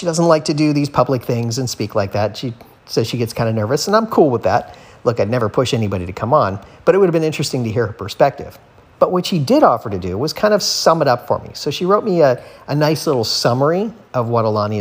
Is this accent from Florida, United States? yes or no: yes; South Florida, United States; growing up in South Florida and living here